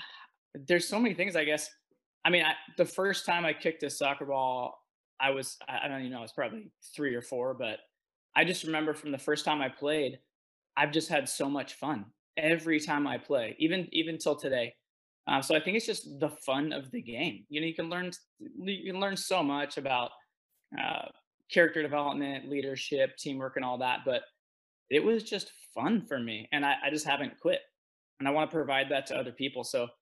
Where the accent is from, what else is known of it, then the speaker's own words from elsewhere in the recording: Philippines; So I actually grew up overseas. So I grew up in Southeast Asia. And in the Philippines